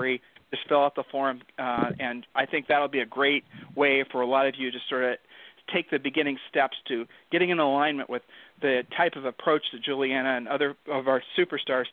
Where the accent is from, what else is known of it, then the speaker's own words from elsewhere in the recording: Ohio, United States; now in Texas, United States; I'm from Ohio, and we are basically beaten into submission about being humble